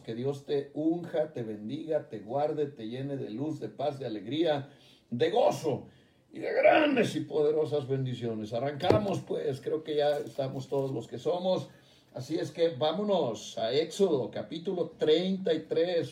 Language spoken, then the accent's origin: Spanish; Jalisco, Mexico; mi tierra, Jalisco